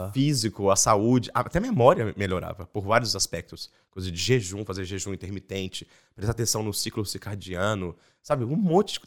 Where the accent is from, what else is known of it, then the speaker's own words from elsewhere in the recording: Belo Horizonte, Minas Gerais, Brazil; moved away as an adult; also born or lived in Espírito Santo / Salvador / Rondônia / Goiânia; E em 89 a gente mudou para Belo Horizonte. que Eu tinha 5 anos. Então, eu sou mineiro